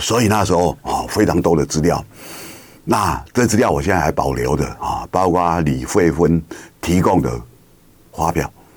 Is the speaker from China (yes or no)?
no; Kinmen County, Taiwan; 我是金门人